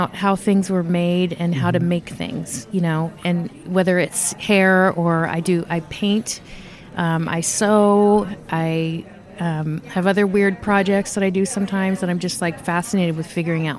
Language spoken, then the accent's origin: English; Napa, California, United States; also born or lived in San Francisco / Virginia; I was born in San Francisco, and I lived in Virginia as a kid for a while. And then we moved to California, to Napa, California, when I was 12 and retired. So so I'm kind of from Napa, but I don't really know where I'm from.